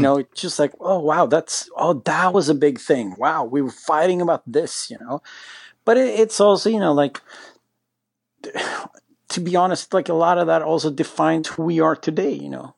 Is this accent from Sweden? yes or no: yes; Sweden; we're from Sweden